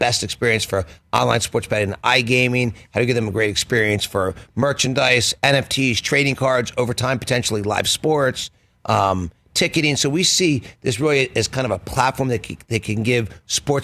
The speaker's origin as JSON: {"language": "English", "town": "Philadelphia", "region": "Pennsylvania", "country": "United States", "tie": "born or raised there", "said": "I grew up in Philly."}